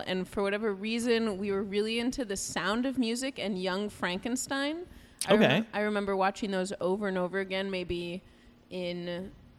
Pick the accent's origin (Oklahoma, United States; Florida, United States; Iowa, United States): Iowa, United States; Des Moines; I grew up in Iowa. I'm from Des Moines.